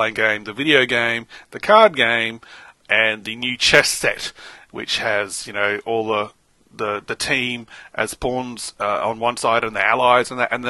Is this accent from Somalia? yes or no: no; Australia; we're Australian